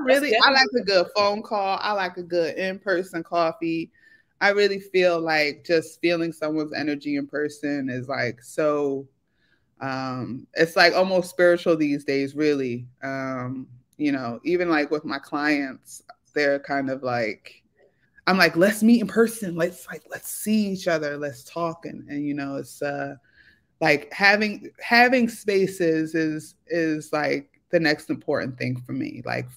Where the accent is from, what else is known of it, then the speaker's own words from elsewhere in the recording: Philadelphia, Pennsylvania, United States; I grew up in South Philly, like, 24th and Tasker, in the 90s when Philly was known as Philadelphia.